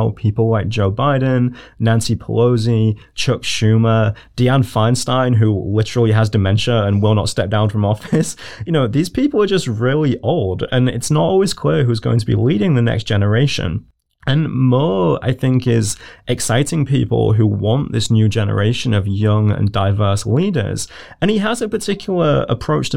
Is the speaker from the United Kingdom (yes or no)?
yes; United Kingdom; as a British person